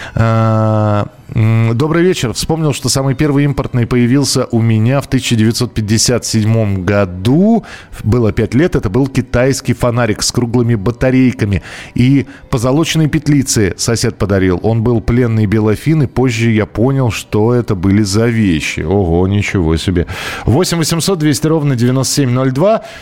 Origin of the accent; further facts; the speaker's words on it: Moscow, Russia; я из Москвы